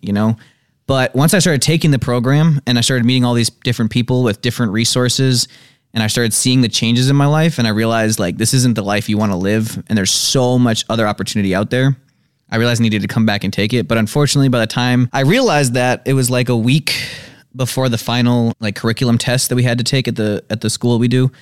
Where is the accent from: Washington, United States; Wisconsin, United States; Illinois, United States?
Wisconsin, United States; Madison; also born or lived in Janesville; Born in Janesville. I've lived in Madison all my life